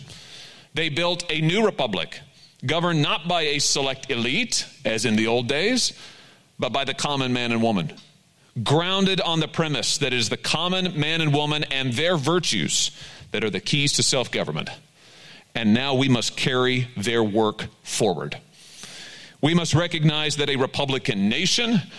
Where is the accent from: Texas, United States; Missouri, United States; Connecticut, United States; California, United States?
Missouri, United States; Middle; small towns like the one where I grew up in Middle Missouri